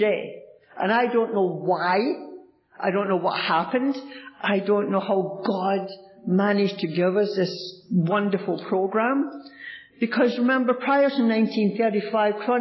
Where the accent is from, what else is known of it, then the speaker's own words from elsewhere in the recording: Glasgow, Scotland, United Kingdom; now in Toronto, Canada; I was born in Glasgow, Scotland